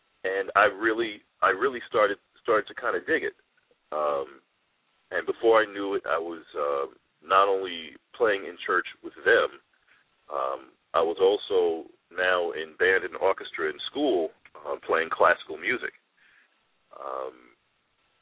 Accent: New York City, New York, United States; I am a product of the South Bronx. I grew up in the Patterson Projects in the South Bronx.

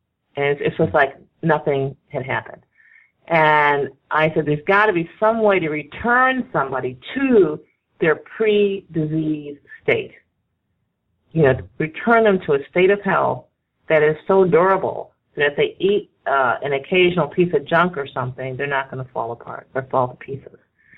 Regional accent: the North, United States; Exactly. I'm from the North. I was born in the North, and my mother was a total city girl

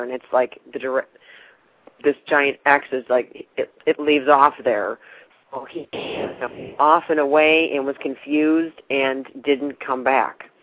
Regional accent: New York, United States; now in Texas, United States; Well, I'm in Texas now, but I'm originally from New York.

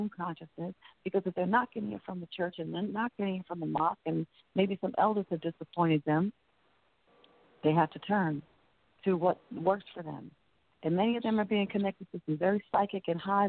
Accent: New Jersey, United States; now in New Orleans, United States; I'm from New Jersey

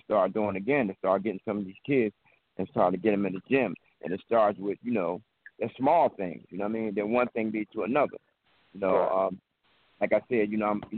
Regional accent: Philadelphia, Pennsylvania, United States; we come up from Hoop Street. And Hoop Street was a gang that we fought everybody in West Philadelphia.

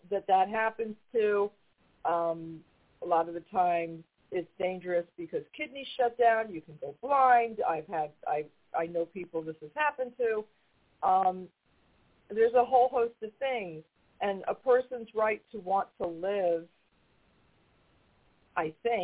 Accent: New York, United States; now in North Carolina, United States; I'm from New York, and we moved down here many, many years ago

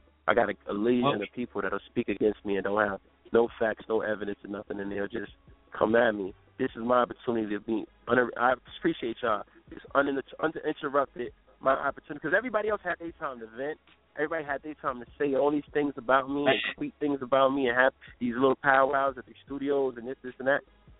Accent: New York, United States; also born or lived in Milwaukee; I grew up in New York and Milwaukee. These are facts.

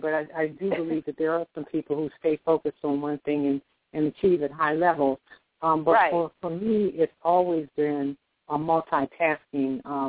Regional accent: Philadelphia, Pennsylvania, United States; now in Baltimore, United States; Okay. Well, I came here from Philadelphia to Baltimore, attended Morgan State University

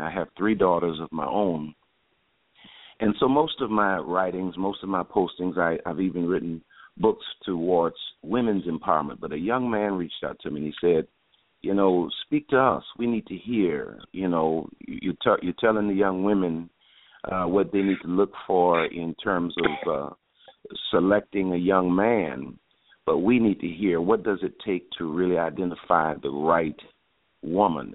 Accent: New Orleans, Louisiana, United States; also born or lived in Houston, Texas; I was born and raised in New Orleans, Louisiana

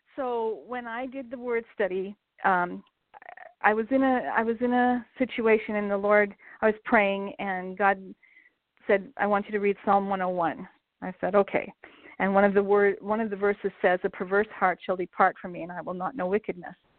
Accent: Montana, United States; I grew up in Montana, um, actually in a small town about 15 miles west of where I live now in Billings.

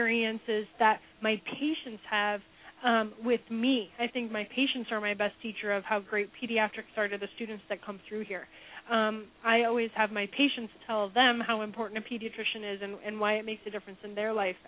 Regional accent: Omaha, Nebraska, United States; moved away as an adult; also born or lived in Cincinnati, Ohio; now in Kansas City, United States; I'm currently in Kansas City, where I now call home, but I'm originally from Omaha, Nebraska

